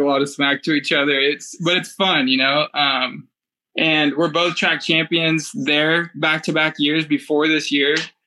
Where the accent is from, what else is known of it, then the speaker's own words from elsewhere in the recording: Roseville, California, United States; It was my hometown, and it was, you know, the track I grew up racing at.